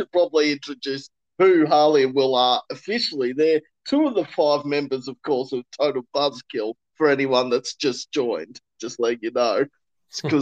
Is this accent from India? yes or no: no; Kingaroy, Queensland, Australia; I'm originally from Kingaroy in Queensland.